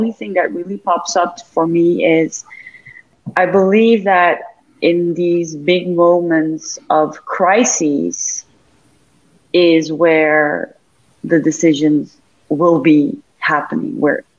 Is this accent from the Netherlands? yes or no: yes; Amsterdam, North Holland, Netherlands; English is a second language; now in Dubai, United Arab Emirates; I keep talking about Dubai, even though I'm from Amsterdam